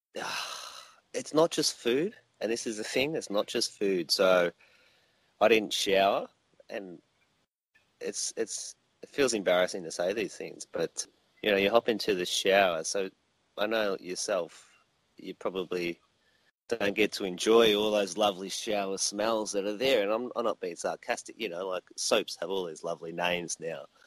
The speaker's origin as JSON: {"language": "English", "region": "Victoria", "country": "Australia", "tie": "born or raised there", "moved": "yes", "lives_now": "Wollongong, Australia", "said": "I'm Australian and I grew up in a little place called Victoria"}